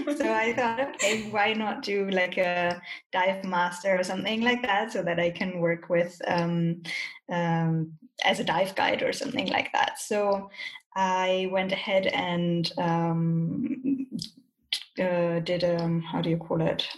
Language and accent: English; Germany; moved away as an adult; now in Colombia; I'm originally from Germany, but as Sarah said, I'm now living in Colombia.